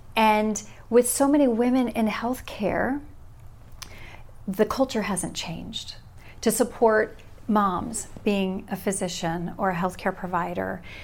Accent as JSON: {"language": "English", "region": "California", "country": "United States", "tie": "born or raised there", "also_born_or_lived": "Omaha, Nebraska", "moved": "as an adult", "lives_now": "Salem, United States", "said": "I was born and raised in California"}